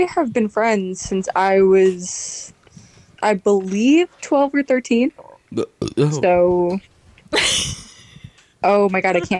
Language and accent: English; Downriver, near Detroit, Michigan, United States; I am from Michigan